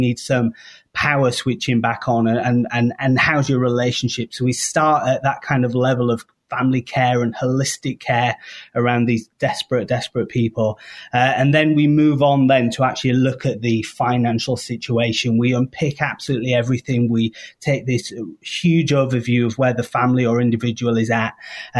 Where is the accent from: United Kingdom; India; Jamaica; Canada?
United Kingdom; moved away as an adult; now in Chicago, United States; I am British